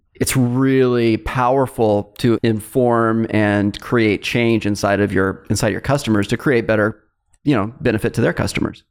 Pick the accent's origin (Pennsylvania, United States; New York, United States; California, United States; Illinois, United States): California, United States; Fresno; my hometown, Fresno State